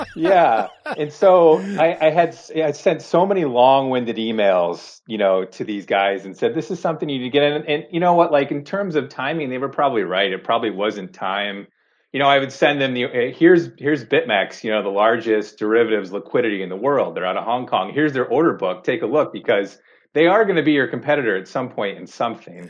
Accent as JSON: {"language": "English", "town": "Chicago", "region": "Illinois", "country": "United States", "tie": "born or raised there", "moved": "as an adult", "lives_now": "Seattle, United States", "said": "growing up in Chicago, living in Chicago, you used to tell people you worked at the Merck or you worked on the floor."}